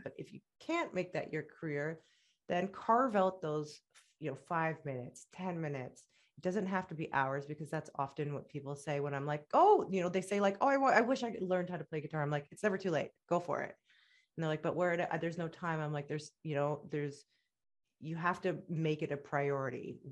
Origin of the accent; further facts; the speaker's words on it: Canada; also born or lived in Egypt / Middle East; I'm proud of being Canadian and I'm proud of being Egyptian and they both make me who I am